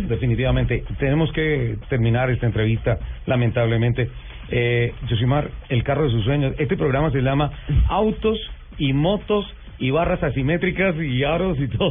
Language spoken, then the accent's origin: Spanish; Colombia; soy más orgullo como colombiano